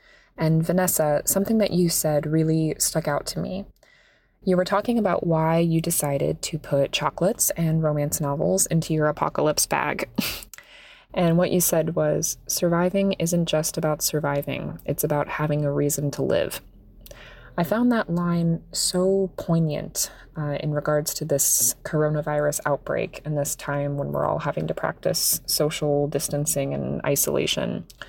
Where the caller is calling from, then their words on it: Port St. Lucie, Florida, United States; I'm calling in from Port St. Lucie, Florida.